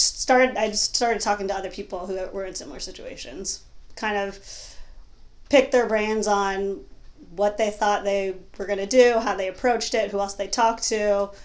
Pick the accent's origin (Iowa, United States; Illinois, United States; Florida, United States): Illinois, United States; Chicago; I grew up in Chicago